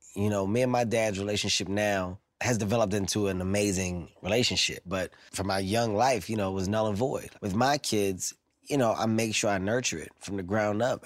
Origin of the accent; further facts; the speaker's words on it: Philadelphia, Pennsylvania, United States; I'm from Philadelphia, 15th and Erie to be exact